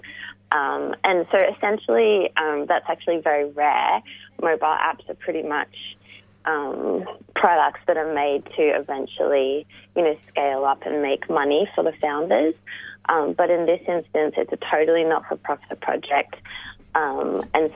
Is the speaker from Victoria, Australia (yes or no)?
yes; Melbourne, Victoria, Australia; we're all from the West